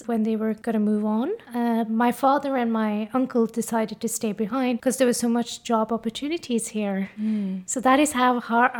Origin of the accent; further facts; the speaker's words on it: Norway; first language Norwegian; English is a second language; So I have an Indian heritage. I'm born and bred in Norway.